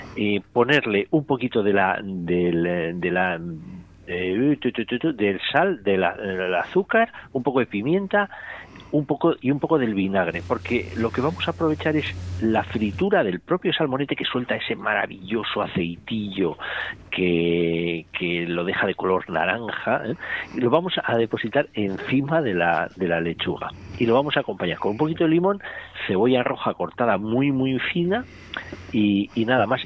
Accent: Basque Country, Spain; me voy a mi tierra, a, Euskadi

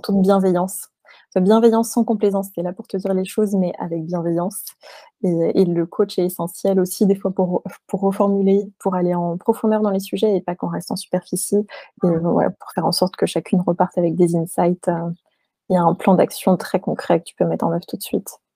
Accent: France; also born or lived in New York, United States; On était françaises mais expatriées en même temps.

